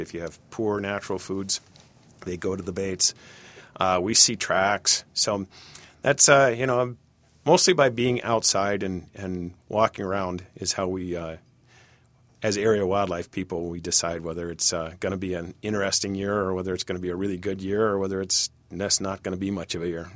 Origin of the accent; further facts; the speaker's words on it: Cincinnati, Ohio, United States; also born or lived in Michigan; now in Bemidji, United States; I grew up in Cincinnati, Ohio